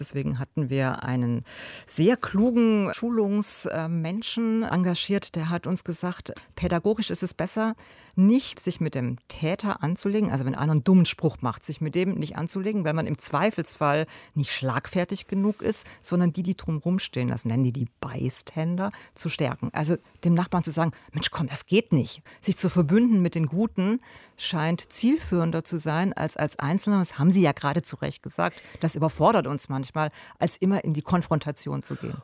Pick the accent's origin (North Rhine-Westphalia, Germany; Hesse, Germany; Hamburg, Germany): North Rhine-Westphalia, Germany; Cologne; bei uns in Köln